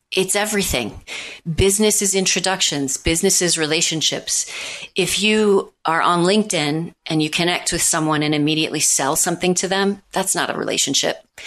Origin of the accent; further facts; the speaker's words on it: Missouri, United States; now in New York City, United States; I'm from Missouri.